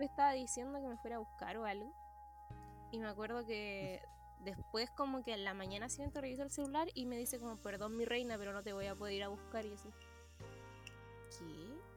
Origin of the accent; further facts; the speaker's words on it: Concepción, Biobío, Chile; soy de Conce